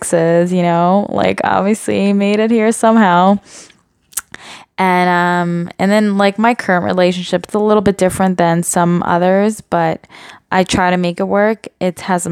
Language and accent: English; Montreal, Quebec, Canada; I'm from born and raised in Montreal, Canada, and grew up